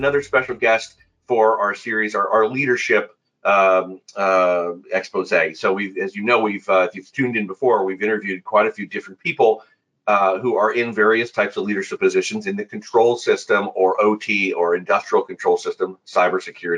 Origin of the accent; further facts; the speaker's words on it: Midwest, United States; now in Ohio, United States; We're both Midwest boys